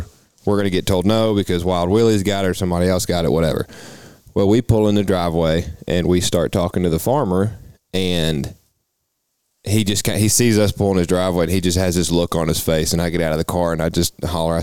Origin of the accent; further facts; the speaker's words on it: Tennessee, United States; We're from Tennessee